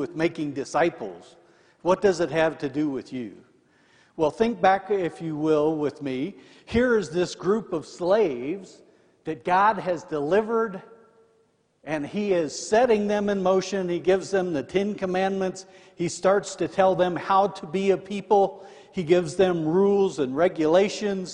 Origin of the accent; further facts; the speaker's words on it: Indiana, United States; I'm from Indiana.